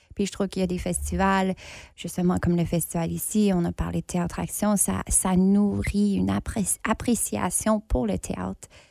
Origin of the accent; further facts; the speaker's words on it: Ontario, Canada; accent: anglophone; now in Winnipeg, Canada; je suis franco-ontarienne. Ça fait longtemps que j'habite pas en Ontario, mais je me trouve maintenant ici à Winnipeg